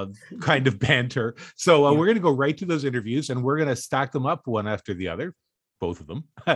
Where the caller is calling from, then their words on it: Canada; Here in Canada, where I live